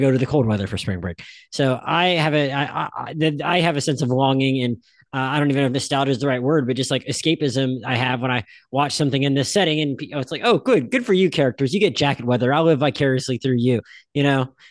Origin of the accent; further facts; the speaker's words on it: Pensacola, Florida, United States; also born or lived in Philadelphia; I lived in Philadelphia till I was five, and then I grew up in Pensacola